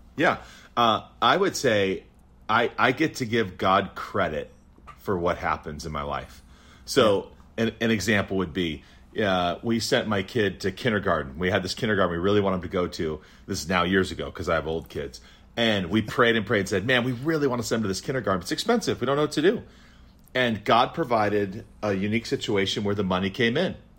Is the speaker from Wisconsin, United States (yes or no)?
yes; Wisconsin, United States; I was born in Wisconsin